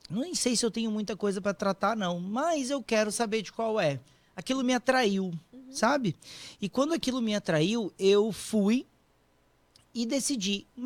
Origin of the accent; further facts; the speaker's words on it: Vitória, Espírito Santo, Brazil; now in São Paulo, Brazil; e daí eu me mudei para São Paulo, saí de Vitória no Espírito Santo Fui morar em São Paulo para poder fazer o curso.